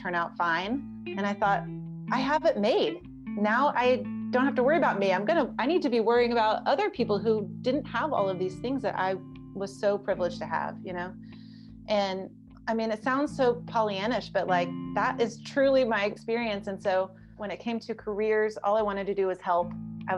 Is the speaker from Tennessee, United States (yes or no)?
yes; Memphis, Tennessee, United States; I grew up in Memphis, Tennessee in the 80s and 90s